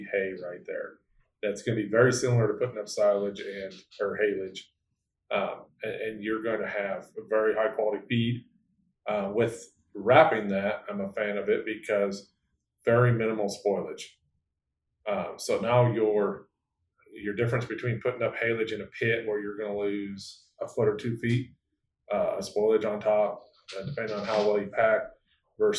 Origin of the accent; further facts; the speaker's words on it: North Central Iowa, United States; I'm from North Central Iowa, so we're used to like 4 or 5 foot snow drifts